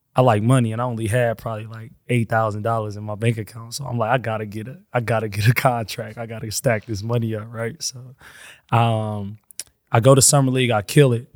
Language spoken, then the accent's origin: English; Flint, Michigan, United States; I'm from Flint.